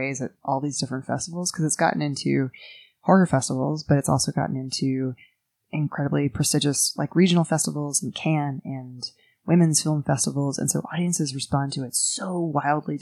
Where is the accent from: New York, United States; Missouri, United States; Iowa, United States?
New York, United States; New York City; I grew up in Greenwich Village, New York City